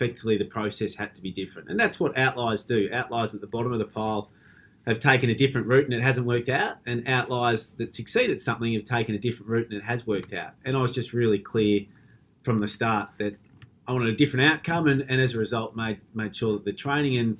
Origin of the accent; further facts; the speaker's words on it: Melbourne, Victoria, Australia; moved away as an adult; also born or lived in Perth, Australia; it just made the right sense to move back to Melbourne